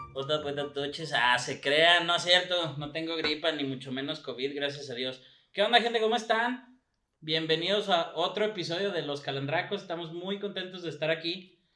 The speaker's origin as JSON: {"language": "Spanish", "country": "Mexico", "said": "estamos estigmatizados como mexicanos"}